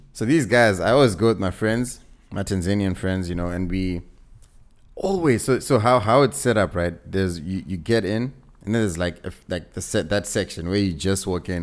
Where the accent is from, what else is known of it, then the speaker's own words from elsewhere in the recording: Zimbabwe; I'm, I'm from Zim, right? So we, we used to come to South Africa a lot